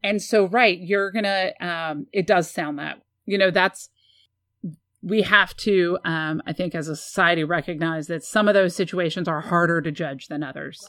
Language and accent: English; San Antonio, Texas, United States; I grew up in San Antonio